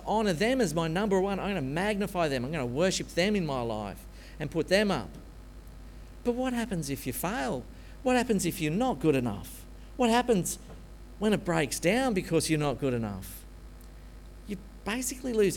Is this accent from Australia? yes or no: yes; Australia; being an Aussie, born and bred Presbyterian